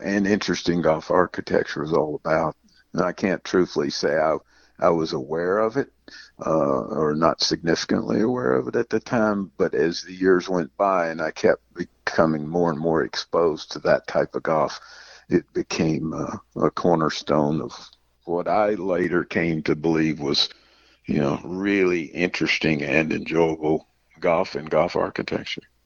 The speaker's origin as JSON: {"language": "English", "area": "Davidson County", "region": "North Carolina", "country": "United States", "tie": "born or raised there", "said": "growing up in Davidson County, North Carolina"}